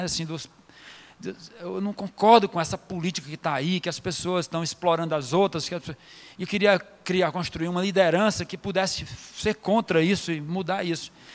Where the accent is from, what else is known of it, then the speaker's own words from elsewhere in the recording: Fortaleza, Ceará, Brazil; also born or lived in Rio de Janeiro; a minha comunidade onde eu me criei, até os nove anos de idade, porque eu saí de lá para morar em Fortaleza